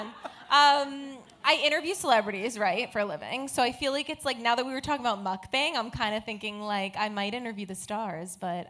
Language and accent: English; New Jersey, United States; I'm from Jersey